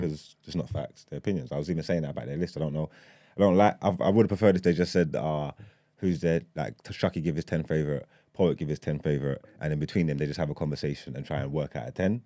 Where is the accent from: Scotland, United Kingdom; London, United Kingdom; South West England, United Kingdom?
London, United Kingdom; I grew up in East London